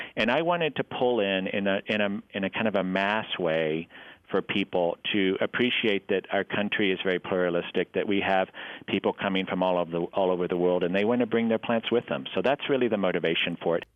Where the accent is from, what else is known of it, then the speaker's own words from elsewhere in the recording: Abilene, Texas, United States; also born or lived in New York; now in Des Moines, United States; I grew up in Abilene, Texas, in West Texas, a town of about 90,000